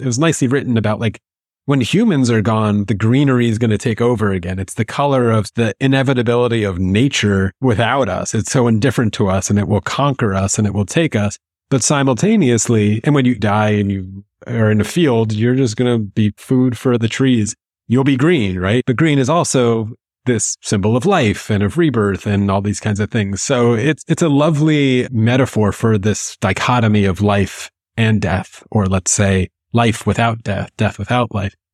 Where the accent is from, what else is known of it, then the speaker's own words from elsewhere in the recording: United States; American Jews